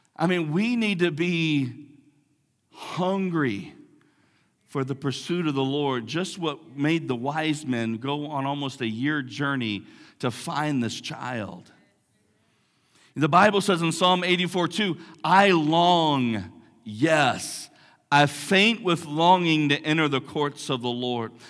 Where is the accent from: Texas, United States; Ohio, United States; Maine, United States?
Texas, United States; Big Lake; I grew up in Big Lake, big, big town, big metropolis of Big Lake